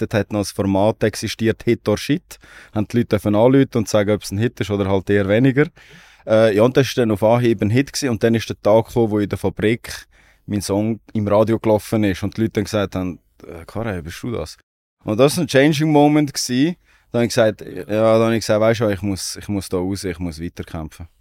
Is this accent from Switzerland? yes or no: yes; Aarau, Aargau, Switzerland; Ich komme aus Aarau.